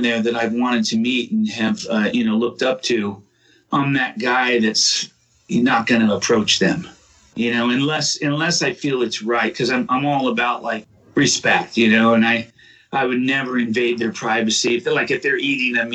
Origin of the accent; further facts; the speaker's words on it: Southern California, United States; moved away as an adult; also born or lived in Oklahoma; now in Massachusetts, United States; I grew up in Southern California for the most part